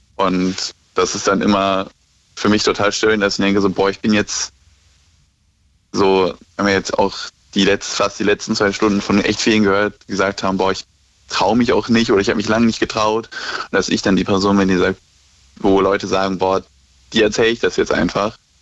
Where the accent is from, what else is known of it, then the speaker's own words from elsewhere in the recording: near Cologne, North Rhine-Westphalia, Germany; ich komme aus der Nähe von Köln